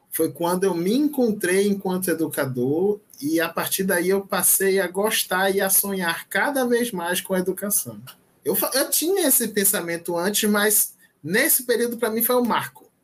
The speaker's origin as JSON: {"language": "Portuguese", "town": "Maragogipe", "region": "Bahia", "country": "Brazil", "tie": "born or raised there", "said": "Por isso que eu falo, eu sou baiano de Maragogipe, cidade natal."}